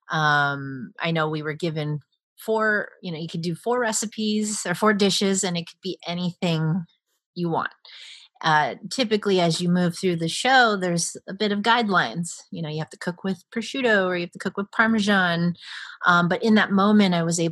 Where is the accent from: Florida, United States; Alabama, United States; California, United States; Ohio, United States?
California, United States; Hacienda Heights; I grew up specifically in Hacienda Heights and the San Gabriel Valley, which is a very Chinese populated community or suburb of Los Angeles